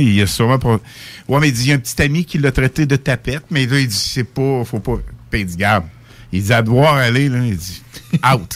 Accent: Quebec City, Quebec, Canada; also born or lived in Sainte-Foy / Victoriaville; je venais de Québec

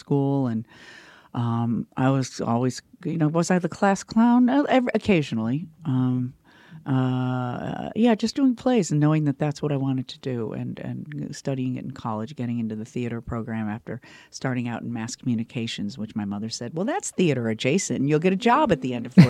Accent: Chicago, Illinois, United States; I'm from Chicago

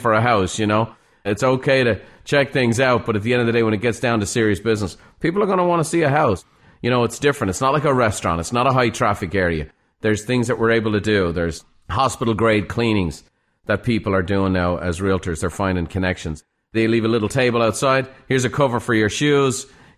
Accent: Ireland; moved away; Growing up in Ireland, you know, I talk to home all the time. I was talking to Ireland this morning. My family's still back there.

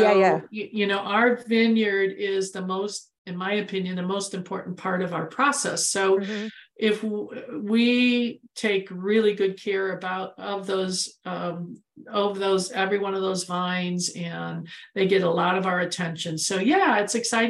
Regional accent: Midwest, United States; now in Arizona, United States; I'm from the Midwest

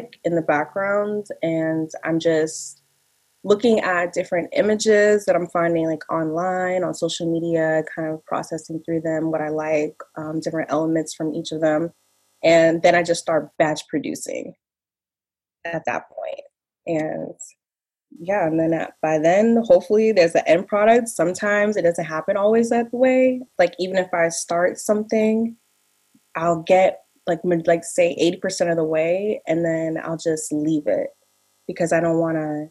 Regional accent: Massachusetts, United States; I am from Massachusetts

